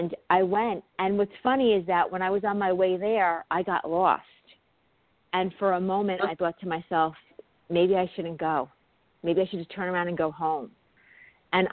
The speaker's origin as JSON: {"language": "English", "region": "New York", "country": "United States", "accent": "New York", "said": "my New York accent"}